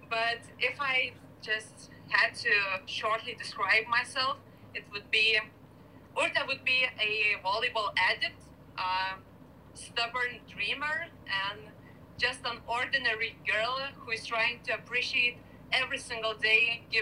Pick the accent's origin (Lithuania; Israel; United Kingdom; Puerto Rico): Lithuania; Kaunas, Kaunas County; now in Vilnius, Lithuania; I'm living in my, uh, in the capital of Lithuania, in Vilnius, and my hometown is the second biggest uh, town in in Lithuania, Kaunas.